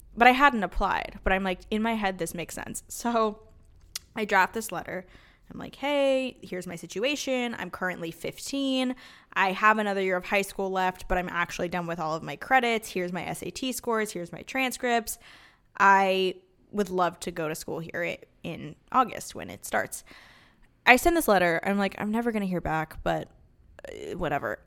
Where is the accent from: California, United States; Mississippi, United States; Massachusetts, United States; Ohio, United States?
California, United States; Los Angeles; we grew up in Los Angeles, my sister